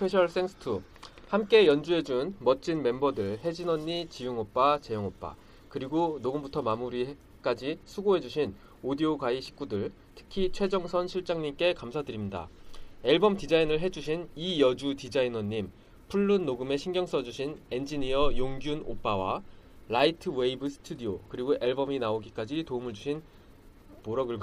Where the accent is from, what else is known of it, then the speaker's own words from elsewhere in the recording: Daegu, South Korea; 저는 대구 사람. 대구 사람.